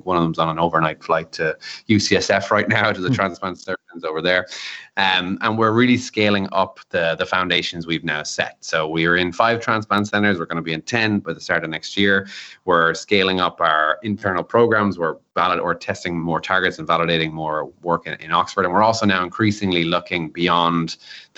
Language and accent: English; Ireland; as an Irishman